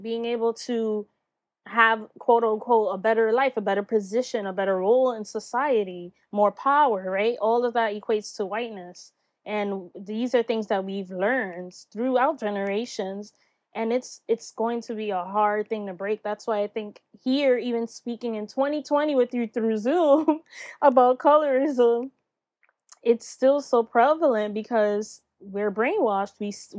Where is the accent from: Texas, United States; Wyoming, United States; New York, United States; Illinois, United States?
New York, United States; And here growing up in New York, you know, Latinas, like you just mentioned, it was like the …'s, we had the …'s, the …'s, and none of them were Black, you know?